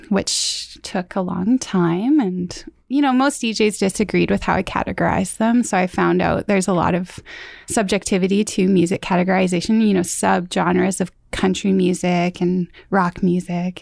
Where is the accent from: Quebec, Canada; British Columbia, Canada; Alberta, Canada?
British Columbia, Canada; Mission; I was born in Mission.